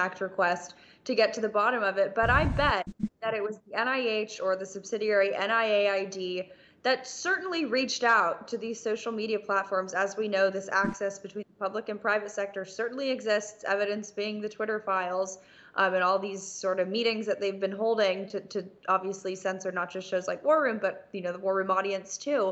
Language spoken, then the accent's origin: English; Los Angeles, California, United States; I am from Los Angeles